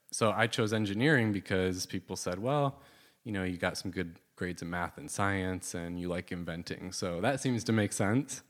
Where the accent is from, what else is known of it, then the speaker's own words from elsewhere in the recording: Southwest Michigan, United States; I grew up in Southwest Michigan, and, uh, kinda had a pretty typical, like, suburban family life growing up